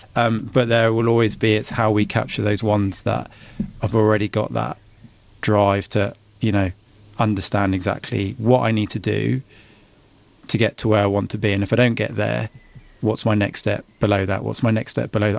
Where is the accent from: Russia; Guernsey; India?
Guernsey; I'm, I'm a Guernseyman